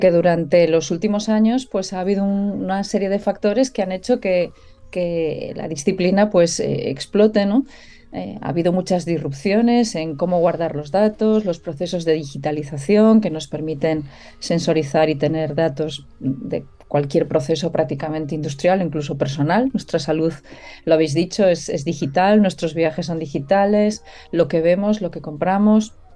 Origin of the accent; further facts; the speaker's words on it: Galicia, Spain; soy gallega